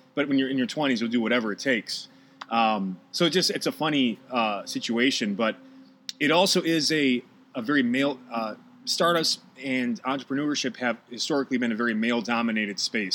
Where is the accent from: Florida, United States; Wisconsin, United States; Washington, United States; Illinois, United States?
Wisconsin, United States; Milwaukee; moved away as an adult; now in Los Angeles, United States; I'm from Milwaukee